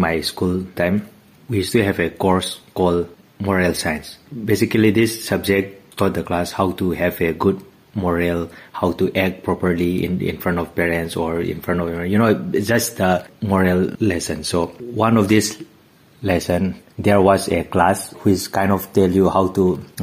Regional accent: Manipur, India; now in Hungary; I come from a small state in India called Manipur

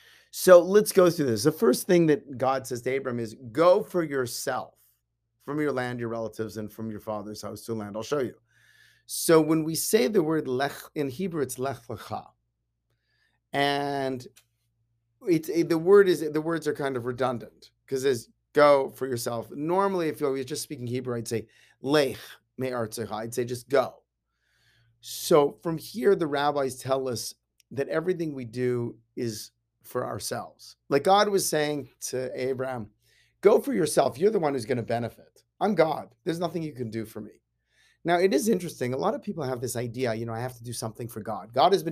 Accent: Canada; I grew up in Canada. I like hockey. I like curling, right?

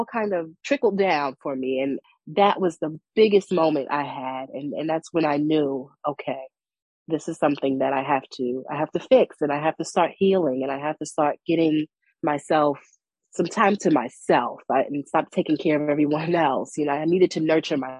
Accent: New York City, New York, United States; moved away as an adult; now in North Carolina, United States; The community where I've grown up, you know, I'm from Brooklyn, New York

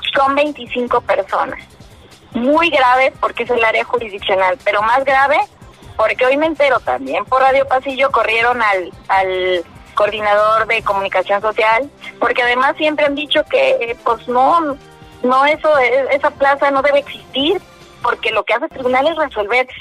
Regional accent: Mexico

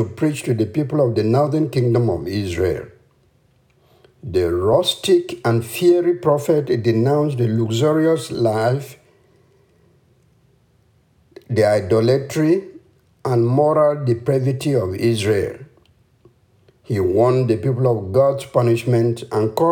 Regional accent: Cameroon; The name of the village I come from is Ito Ingi, subdivision in the nation of Cameroon on the African continent.

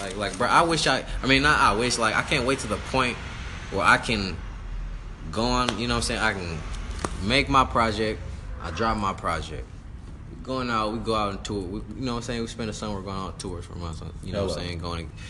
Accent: Antelope, California, United States; I'm from Antelope

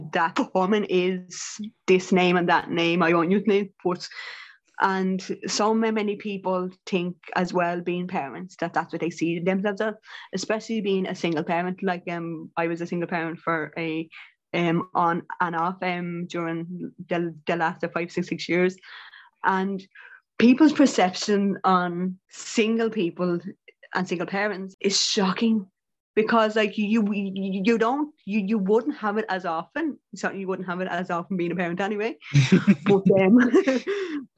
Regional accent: Ireland; as Irish women and Irish people

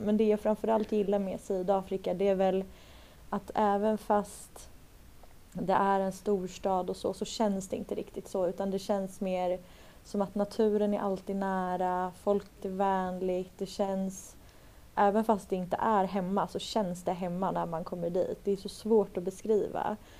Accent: Stockholm, Stockholm County, Sweden; Jag är från Stockholm

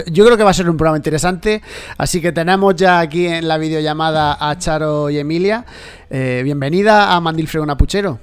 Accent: Olula del Río, Andalusia, Spain; nosotros somos de Olula del Río

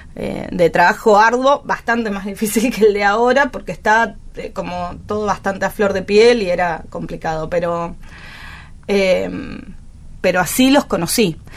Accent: Buenos Aires, Argentina; yo nací en la ESMA

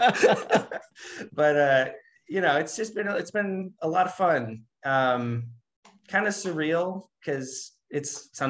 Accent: Spokane, Washington, United States; I work part time at this bookstore in Spokane

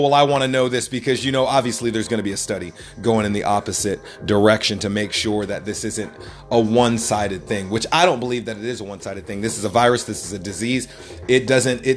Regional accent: North Carolina, United States; I'm from North Carolina

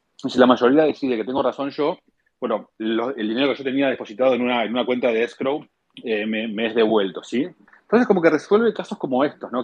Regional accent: Argentina; yo soy argentino y bueno, como los argentinos fuimos criados en un entorno em, de, de, bueno, de inflación

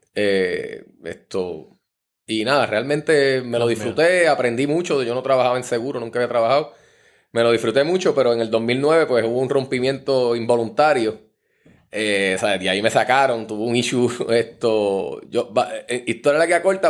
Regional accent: San Juan, Puerto Rico; also born or lived in Comerío, Puerto Rico; nos criamos acá en Río Piedra. Mi papá cuando empezamos a estudiar decidió mudarse, para acá, para que estuviéramos por acá en San Juan.

